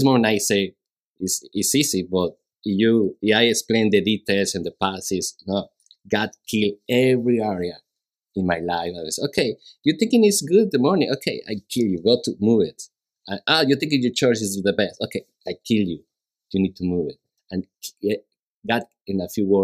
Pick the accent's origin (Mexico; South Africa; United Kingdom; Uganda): Mexico; English is a second language; moved away as an adult; now in Houston, United States; I'm from Mexico